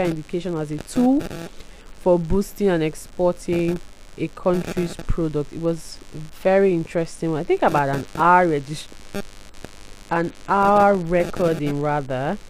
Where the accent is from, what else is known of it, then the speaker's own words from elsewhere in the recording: Port Harcourt, Rivers State, Nigeria; I'm from Elelewa.